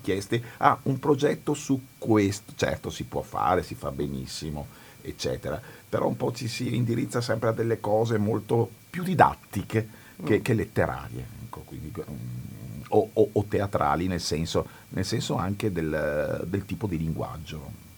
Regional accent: Veneto, Italy; io sono veneto e sono nato in Veneto

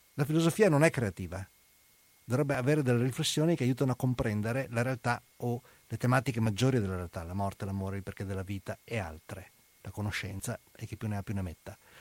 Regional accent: Venice, Veneto, Italy; sono andato da veneziano, sono andato nelle Marche a insegnare

